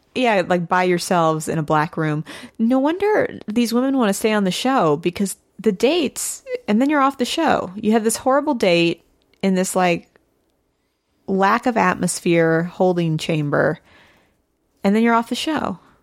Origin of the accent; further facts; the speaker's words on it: Missouri, United States; I'm from Missouri.